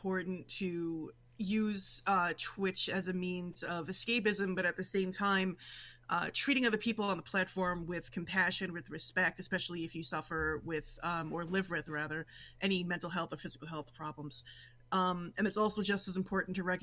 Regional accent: New York City, New York, United States; accent: Brooklyn; now in Western New York, United States; I'm originally from New York City, born and raised in Brooklyn. Nowadays, I live in Western New York

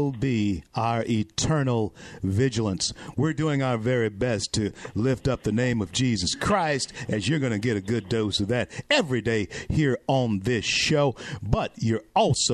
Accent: Louisiana, United States; I'm born and bred in Louisiana

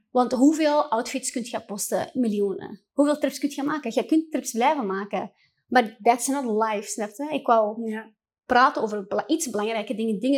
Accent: Morocco; dan merkte ik ook gewoon als moslim en als Marokkaanse vrouw

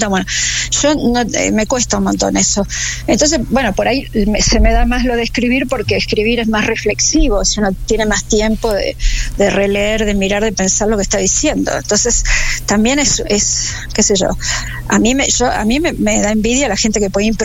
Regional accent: Argentina; como argentina

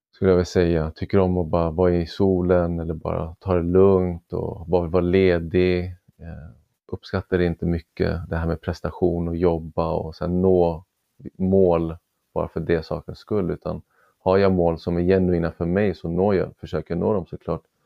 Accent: Sweden; född och uppvuxen i Sverige med, med föräldrar från Iran

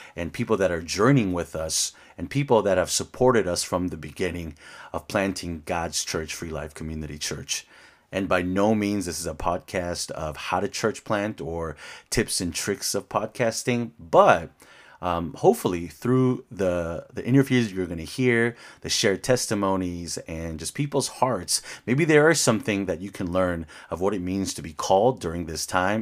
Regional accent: Los Angeles, California, United States; I grew up in Koreatown, L

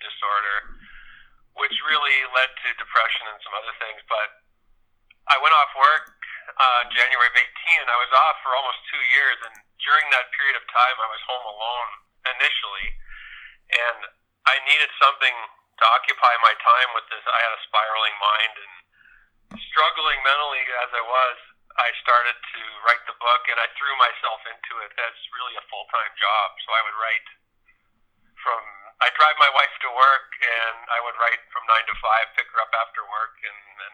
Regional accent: Kitchener, Ontario, Canada; where we live here, I grew up in Kitchener, Ontario

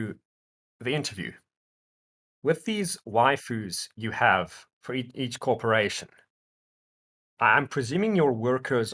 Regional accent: South Africa; my home country, South Africa

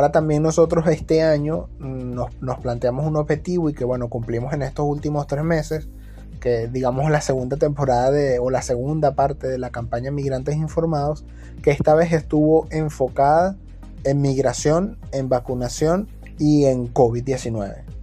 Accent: Venezuela; now in Peru; ella y yo somos migrantes también, venezolanos estamos acá en Perú

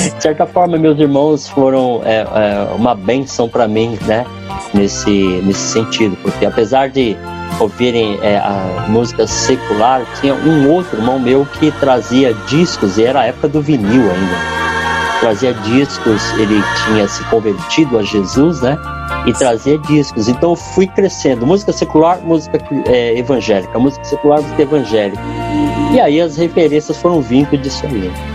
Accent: São Paulo, Brazil; Eu sou de São Paulo

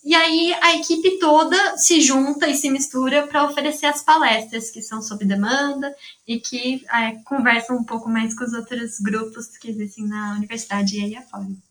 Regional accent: São Carlos, São Paulo, Brazil; eu sou de São Carlos mesmo

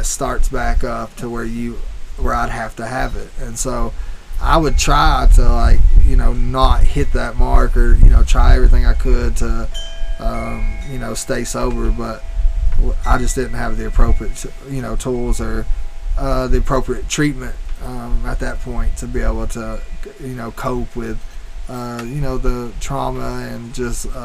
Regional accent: Roane County, Tennessee, United States; outside of my hometown

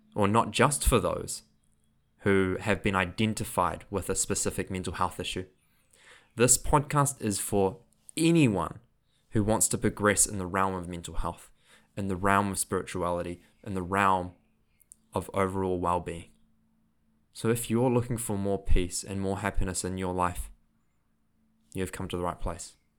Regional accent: Auckland, New Zealand; accent: New Zealand; also born or lived in Queenstown, New Zealand; which is in Auckland, so that's my hometown.

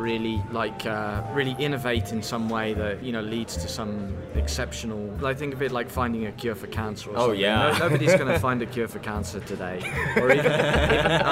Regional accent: England, United Kingdom; moved away as an adult; now in Philippines; I'm English through and through

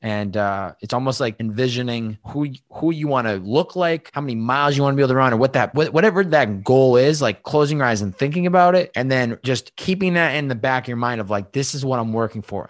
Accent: Western Massachusetts, United States; also born or lived in Boston; I'm from Western Massachusetts

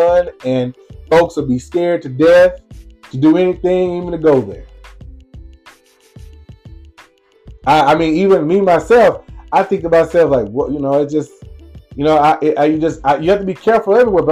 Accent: Lumberton, Mississippi, United States; it's my hometown. It's where I grew up

